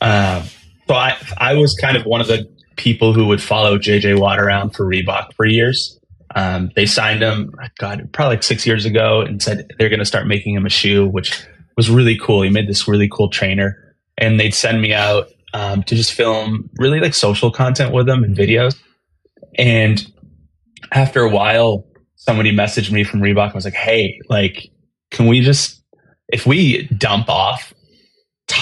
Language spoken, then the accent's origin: English; Easton, Massachusetts, United States; I grew up in Easton, Massachusetts, about 35, 40 minutes south of Boston